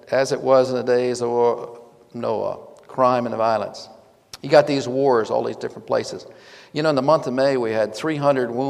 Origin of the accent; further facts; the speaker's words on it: Fort Meade, Maryland, United States; born there; I was born in Fort Meade, Maryland.